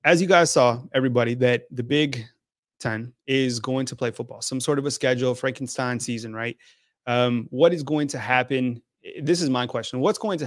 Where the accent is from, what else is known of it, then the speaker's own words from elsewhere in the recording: New Mexico, United States; moved away as an adult; now in Tuscaloosa, United States; I'm from New Mexico, been here almost 5 years in Tuscaloosa, Alabama